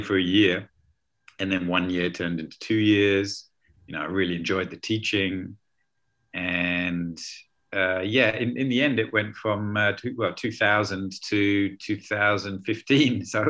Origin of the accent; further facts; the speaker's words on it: London, United Kingdom; moved away as an adult; also born or lived in Chiang Mai, Thailand; now in Leipzig, Germany; I'm originally from London in the UK.